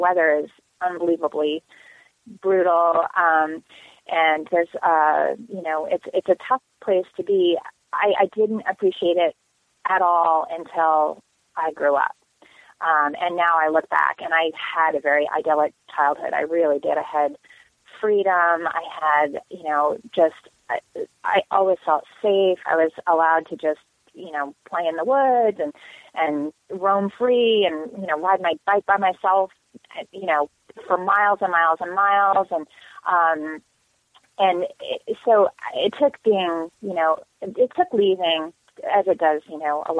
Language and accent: English; Lyndonville, Vermont, United States; moved away as an adult; also born or lived in St. Johnsbury, Vermont / Concord, Vermont; now in California, United States; I grew up in rural Vermont, in the northeast corner of Vermont, in a really small town.